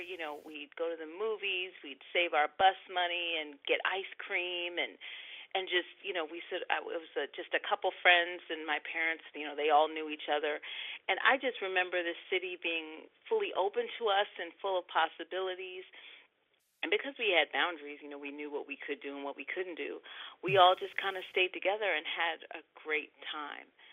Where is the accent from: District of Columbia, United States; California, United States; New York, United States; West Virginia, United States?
District of Columbia, United States; Washington; born or raised there